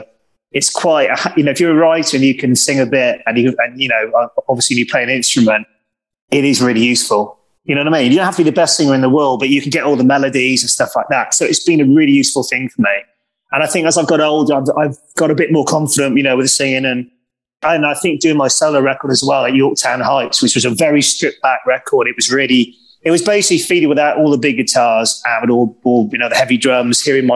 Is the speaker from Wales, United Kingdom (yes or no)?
yes; South Wales, United Kingdom; moved away as an adult; also born or lived in London; when I first met John and we were growing up in South Wales